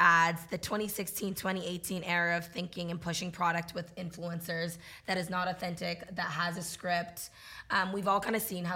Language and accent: English; New England, United States; also born or lived in Massachusetts; I grew up in New England.